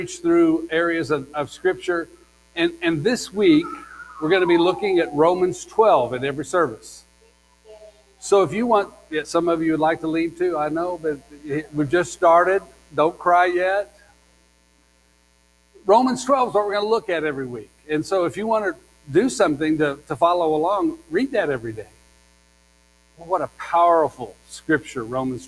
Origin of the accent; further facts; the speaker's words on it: Kansas, United States; moved away; Since I grew up in Kansas